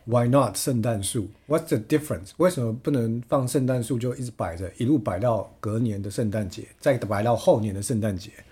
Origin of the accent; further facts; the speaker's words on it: Chiayi, Taiwan; moved away; 我是嘉义人